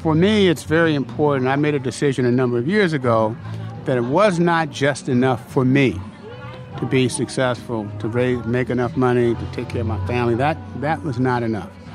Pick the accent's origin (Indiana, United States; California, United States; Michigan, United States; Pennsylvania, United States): California, United States; Vallejo; I'm uh, from a working class family in Vallejo